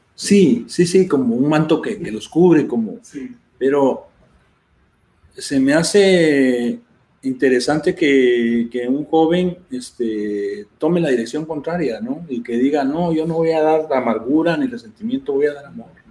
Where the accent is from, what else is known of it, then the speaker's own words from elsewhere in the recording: Guatemala; moved away; yo soy de Guatemala